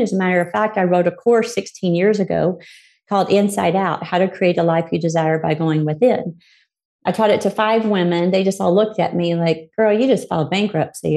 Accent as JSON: {"language": "English", "region": "Arkansas", "country": "United States", "tie": "born or raised there", "said": "I was born in Arkansas to two parents that we were what you probably consider poor."}